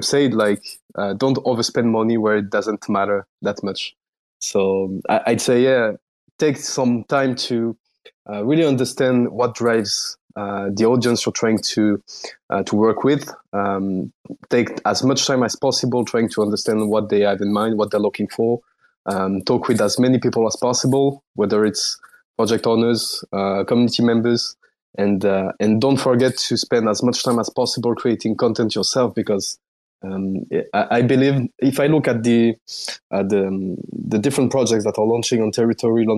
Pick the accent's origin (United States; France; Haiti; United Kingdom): France; accent: French; English is a second language; now in Paris, France; I'm French. I guess you can tell by my accent